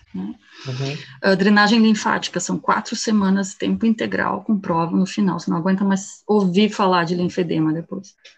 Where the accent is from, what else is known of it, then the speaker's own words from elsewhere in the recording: Canoas, Rio Grande do Sul, Brazil; moved away as an adult; also born or lived in Germany; sou gaúcha, né? Eu sou daqui de Canoas, do lado de Porto Alegre. E fui para a Alemanha aos 19 anos